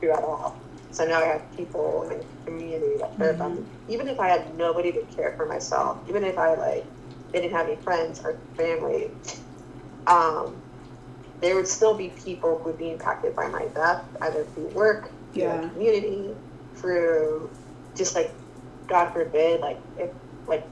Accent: United States; growing up in the States, growing up in a westernized country

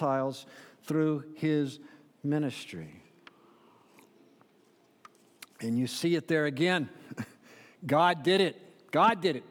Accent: Central Florida, United States; born or raised there; moved away as an adult; now in Pittsburgh, United States

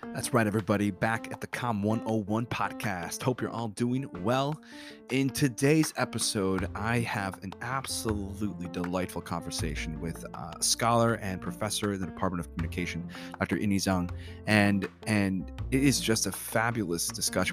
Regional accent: North Tonawanda, New York, United States; grew up in Buffalo

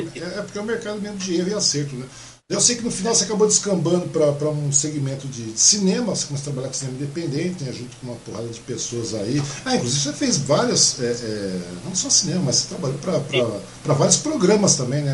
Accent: Mogi das Cruzes, São Paulo, Brazil; moved away; nasci em Mogi, tal, então sou mogiano

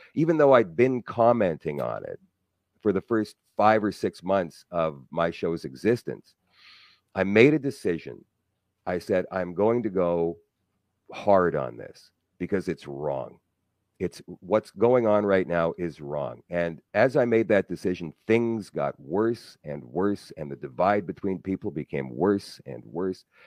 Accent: Winnipeg, Manitoba, Canada; I was happy here in my hometown. I grew up in Transcona.

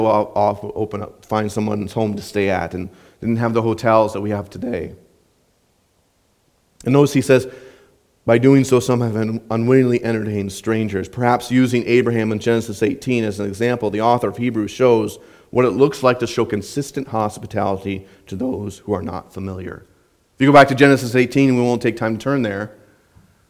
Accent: Southwest Minnesota, United States; when I was growing up in Southwest Minnesota

